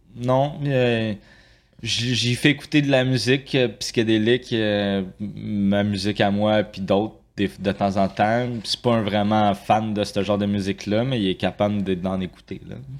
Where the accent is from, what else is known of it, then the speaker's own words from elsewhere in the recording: Saint-Hubert, Quebec, Canada; also born or lived in Longueuil; now in Saint-Jean-sur-Richelieu, Canada; je suis né à Longueuil. J'ai vécu pas mal toute euh, ma jeunesse à Saint-Hubert.